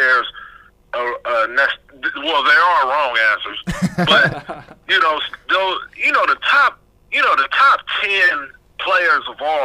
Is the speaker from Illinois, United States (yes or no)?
no; Fresno, California, United States; my hometown, Fresno, California, we don't have one of the teams, so we're right in the center of California